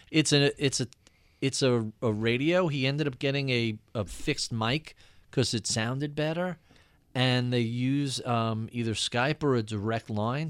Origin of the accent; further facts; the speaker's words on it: Long Island, New York, United States; as a Jewish kid growing up in Long Island